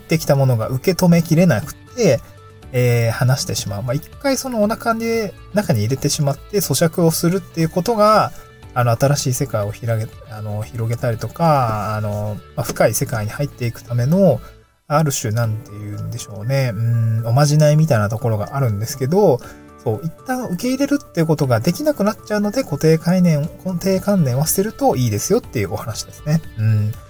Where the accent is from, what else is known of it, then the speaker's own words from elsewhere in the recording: Niigata, Japan; moved away as an adult; also born or lived in Aomori / Tokyo; now in Awaji Island, Japan; 出身が新潟県なんですけど、で、新潟のまあ高校を卒業して